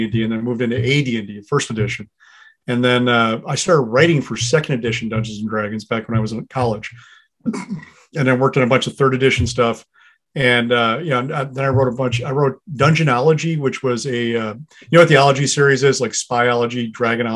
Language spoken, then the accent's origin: English; Beloit, Wisconsin, United States; I grew up in Southern Wisconsin in the 80s